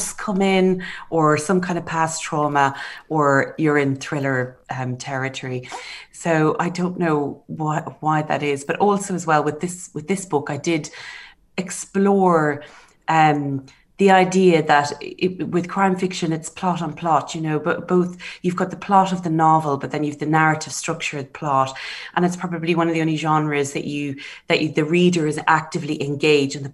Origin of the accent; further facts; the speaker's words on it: Ireland; now in Oxford, United Kingdom; being Irish